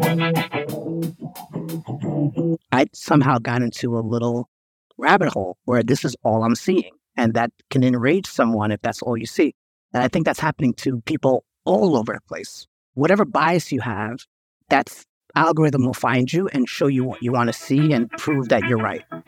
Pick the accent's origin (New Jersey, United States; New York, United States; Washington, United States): New York, United States; I grew up in New York